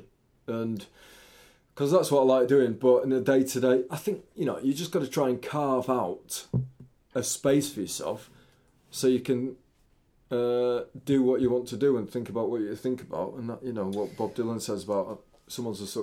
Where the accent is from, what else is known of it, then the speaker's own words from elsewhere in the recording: York, Yorkshire and the Humber, United Kingdom; also born or lived in Hackney, London; now in London, United Kingdom; I'm from York originally